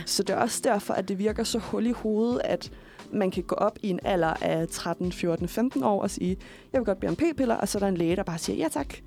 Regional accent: Køge, Zealand, Denmark; jeg kommer fra Køge oprindeligt

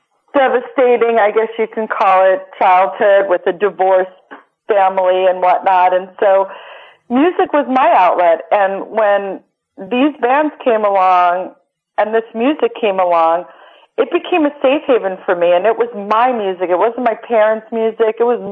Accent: Long Island, New York, United States; I grew up on Long Island

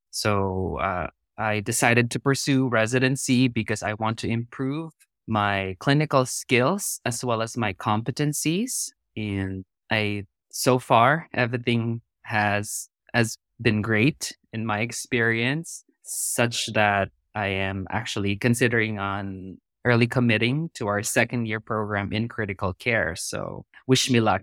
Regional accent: Philippines; moved away as an adult; also born or lived in South Korea / North Carolina / Texas / Georgia; now in San Diego, United States; I was born and raised in the Philippines, but I immigrated to the United States in two thousand and ten.

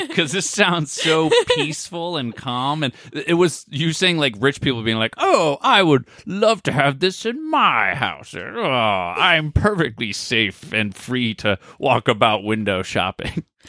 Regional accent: United States; we're Americans

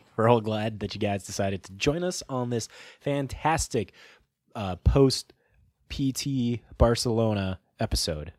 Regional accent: Midwest, United States; We're from the Midwest

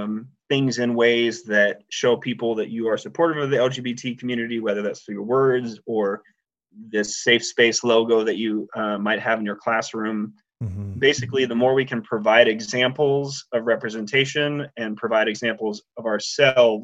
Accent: Nebraska, United States; I grew up in Nebraska, which is about one of the flattest states in the country.

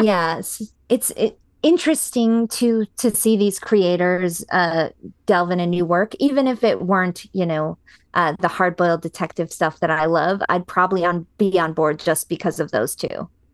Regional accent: United States; as an American viewer

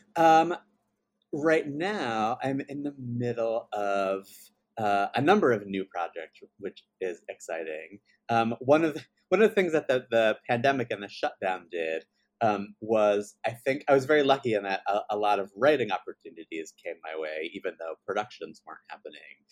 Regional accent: Baltimore, Maryland, United States; I grew up in Baltimore, Maryland

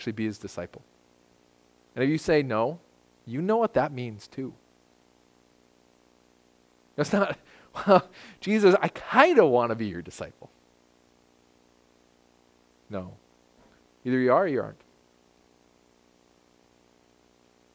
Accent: United States; I'm an American

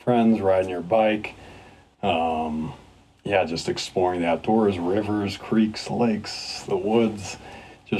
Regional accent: Montana, United States; now in Colorado Springs, United States; Born here, but grew up in Montana.

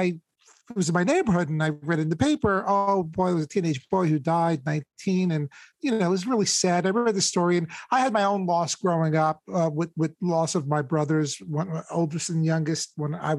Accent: New York, United States; growing up in New York, I've had access to like some of the greatest shows

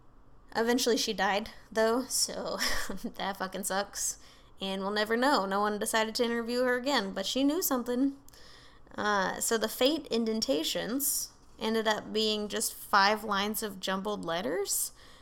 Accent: United Kingdom; I'm super British.

